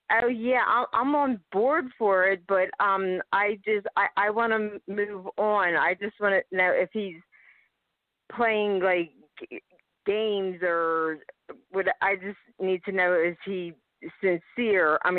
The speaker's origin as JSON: {"language": "English", "town": "Philadelphia", "region": "Pennsylvania", "country": "United States", "said": "I'm from Pennsylvania, Philadelphia."}